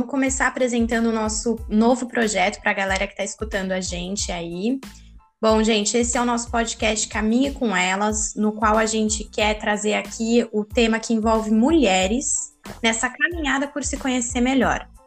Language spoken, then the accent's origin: Portuguese; Itu, São Paulo, Brazil; eu tenho 26 anos. Eu nasci em São Paulo, mas eu cresci no interior de Itu, e me mudei para São Paulo para fazer faculdade de arquitetura